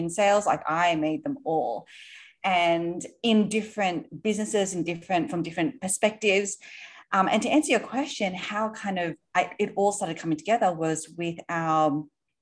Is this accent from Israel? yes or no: no; Sydney, New South Wales, Australia; moved away as an adult; now in New York, United States; You might be able to tell from my accent, are actually from Australia originally. Yes. Grew up in Sydney. We live in New York now.